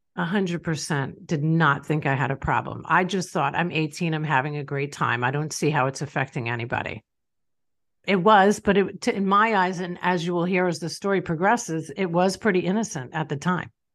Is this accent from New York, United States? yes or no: yes; Long Island, New York, United States; I grew up in Long Island, New York.